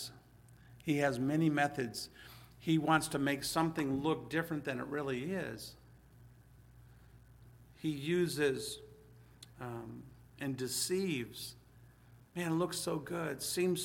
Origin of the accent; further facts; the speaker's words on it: Hazel Park, Michigan, United States; I'm from Hazel Park